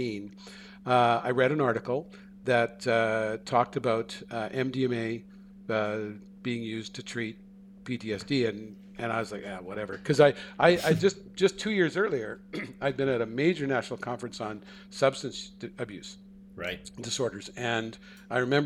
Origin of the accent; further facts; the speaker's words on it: Canada; also born or lived in Seattle; I'm a Canadian